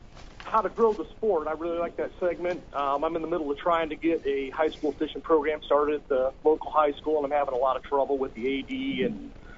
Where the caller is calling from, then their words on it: Fort Wayne, Indiana, United States; from Fort Wayne, Indiana.